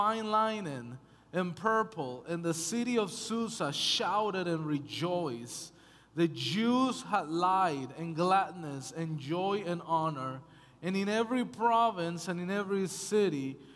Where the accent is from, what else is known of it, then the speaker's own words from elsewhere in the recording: United States; moved away as an adult; also born or lived in Canada; now in British Columbia, Canada; I'm American, my wife is Canadian